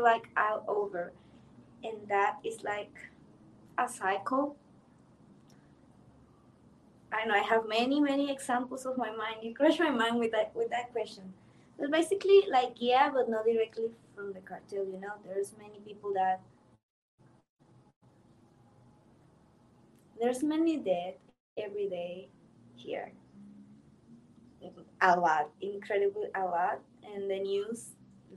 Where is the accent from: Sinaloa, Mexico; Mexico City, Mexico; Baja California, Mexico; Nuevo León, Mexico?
Sinaloa, Mexico; I'm from Sinaloa